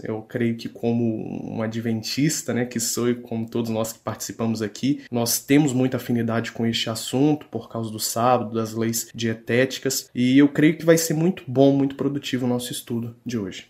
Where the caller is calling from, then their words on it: Juiz de Fora, Minas Gerais, Brazil; eu falo daqui de Juiz de Fora, Minas Gerais, região sudeste do país.